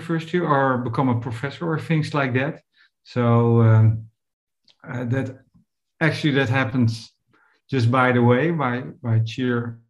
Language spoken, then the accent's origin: English; Netherlands; where I grew up in Europe, Northern Europe